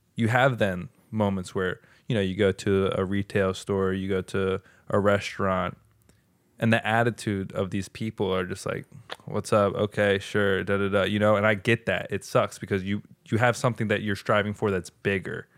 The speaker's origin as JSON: {"language": "English", "country": "United States", "said": "us as American people"}